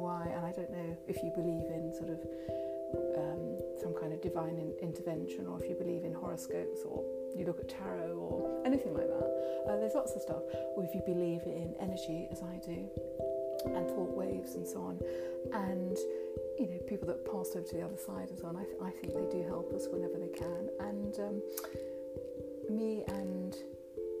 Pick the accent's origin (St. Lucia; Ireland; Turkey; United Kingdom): United Kingdom; southern England; accent: southern England; It's a very southern England or British accent